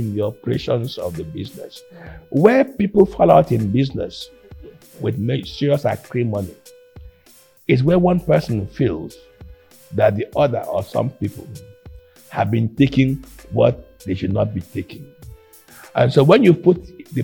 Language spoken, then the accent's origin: English; Calabar, Cross River, Nigeria; also born or lived in Akwa Ibom; Julia and I grew up in Calabar